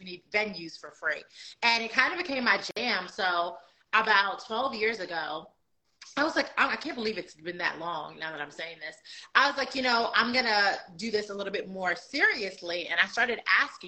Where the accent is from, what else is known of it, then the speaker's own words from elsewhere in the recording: New York, United States; moved away as an adult; now in Charlotte, United States; I live in Charlotte, North Carolina. I'm originally from New York. I've been in Charlotte since 2015